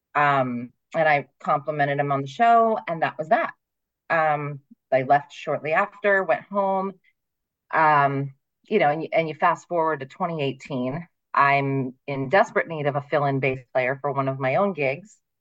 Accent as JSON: {"language": "English", "region": "Ohio", "country": "United States", "tie": "born or raised there", "also_born_or_lived": "Pennsylvania", "moved": "as an adult", "lives_now": "Phoenix, United States", "said": "I actually um, was born in Pennsylvania, very northeastern Pennsylvania, but I moved to Ohio when I was six weeks old. So I say that I'm from Ohio, essentially. Right. Um, and I lived there until I was 26."}